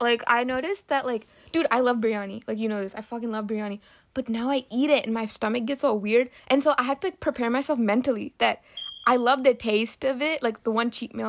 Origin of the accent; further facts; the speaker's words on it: Philadelphia, Pennsylvania, United States; I was born in Philly